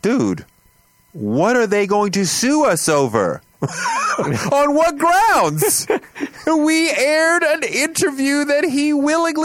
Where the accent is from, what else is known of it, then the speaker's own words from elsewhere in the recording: Boston, Massachusetts, United States; moved away as an adult; also born or lived in Atlanta; I grew up in Boston